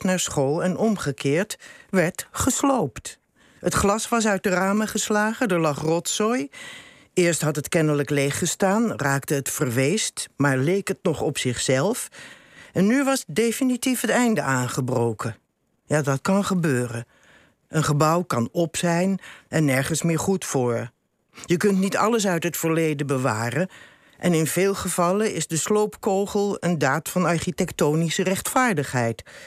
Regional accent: Rotterdam, South Holland, Netherlands; moved away; ben ik daar geboren en getogen.

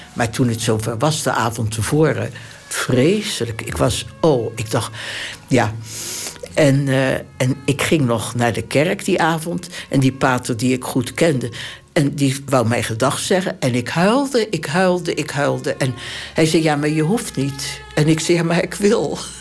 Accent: Delft, South Holland, Netherlands; moved away as an adult; Ik ben geboren in Delft, 16 januari 1926.

